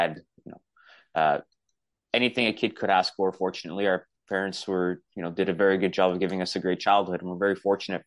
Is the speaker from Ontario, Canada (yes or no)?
yes; Toronto, Ontario, Canada; I'm from Toronto, Ontario, Canada. I grew up in an Italian household